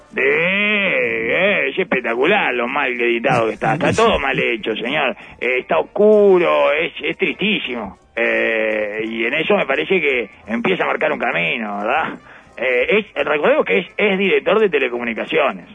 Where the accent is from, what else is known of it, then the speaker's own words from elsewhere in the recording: Uruguay; accent: Uruguayan; nuestra forma, nuestra cadencia fonética